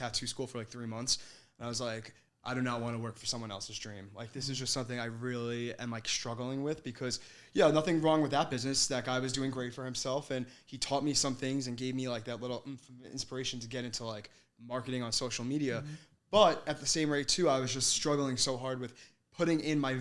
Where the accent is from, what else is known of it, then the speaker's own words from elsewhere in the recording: Hauppauge, New York, United States; I grew up in Hop Hog